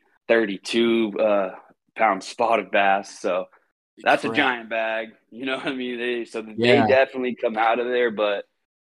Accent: Redding, California, United States; moved away as an adult; now in Georgia, United States; born and raised in Redding, California. I lived a half a mile from Shasta Lake from the time I was born until I was about 15, 16 years old

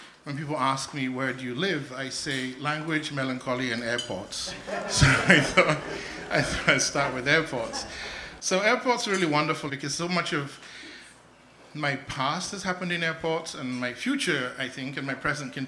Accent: Nigeria; So I was born in Nigeria just about the time the Biafran Civil War was starting, 1966

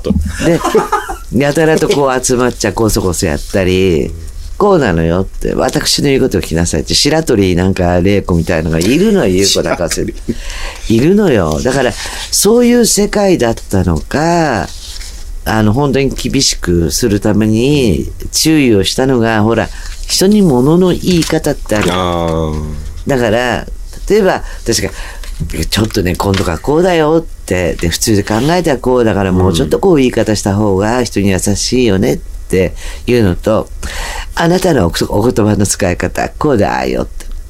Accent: Tokyo, Japan; 私はもうここの近辺の生まれも育ちも

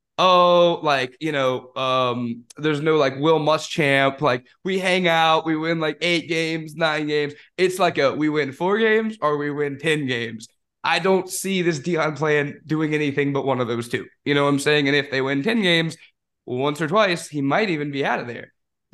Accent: Florida, United States; I am a DB from Florida.

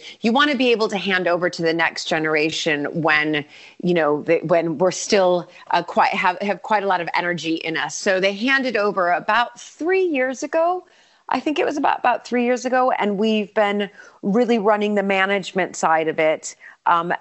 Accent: United States; moved away as an adult; now in England, United Kingdom; obviously I'm American and I came over here about 20 years ago for my job.

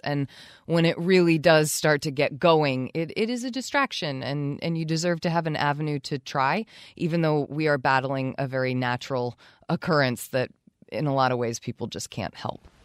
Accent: Charlotte, Vermont, United States; also born or lived in Burlington, Vermont; I no longer live in my hometown of Charlotte, where they do still hold town meeting

